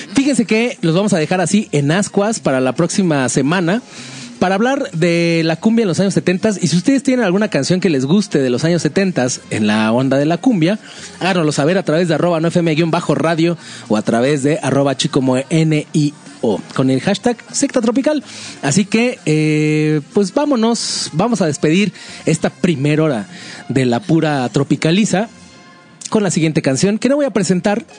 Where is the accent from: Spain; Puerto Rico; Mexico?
Mexico; como mexicano